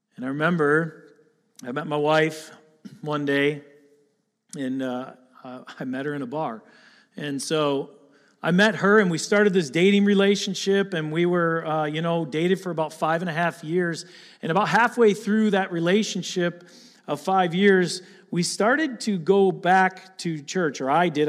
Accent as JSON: {"language": "English", "town": "Attica", "region": "Michigan", "country": "United States", "tie": "born or raised there", "said": "I grew up here in Lapeer, actually in Attica, right up the road."}